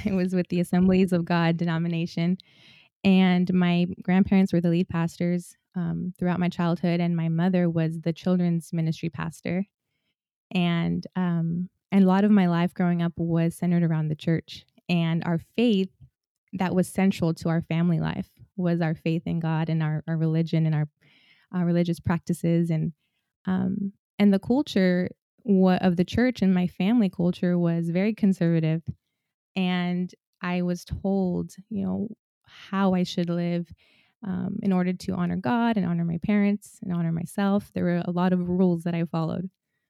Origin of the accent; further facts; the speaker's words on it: Washington, United States; I grew up in Washington State, in rural Washington State. And when I married Isaiah in 2012, after a few years of living in Washington, we came to California.